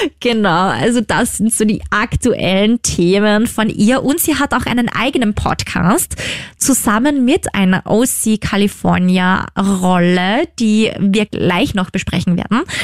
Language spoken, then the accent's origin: German; Upper Austria, Austria; Das ist ja gleich quasi in meiner Heimat